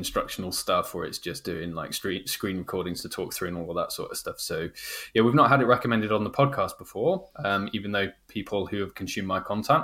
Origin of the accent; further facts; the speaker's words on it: United Kingdom; I'm a Brit